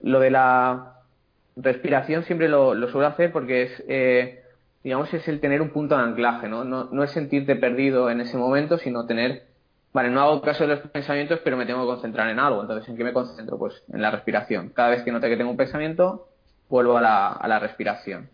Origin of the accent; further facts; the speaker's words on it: Castellón de la Plana, Valencian Community, Spain; soy de Castellón, tengo la consulta aquí en, Castellón